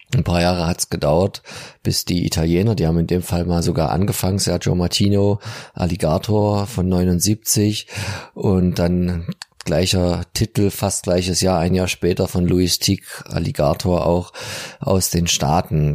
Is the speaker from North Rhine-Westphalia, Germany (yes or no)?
no; Dresden, Saxony, Germany; als Dresdner